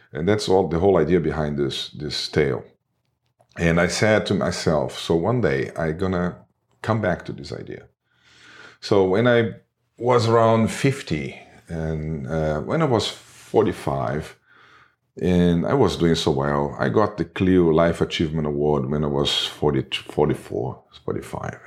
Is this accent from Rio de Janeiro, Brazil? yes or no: yes; Rio de Janeiro, Brazil; English is a second language; moved away as an adult; also born or lived in United Kingdom / São Paulo; now in Hawaii, United States; I worked at D P Z in Rio de Janeiro. This is my hometown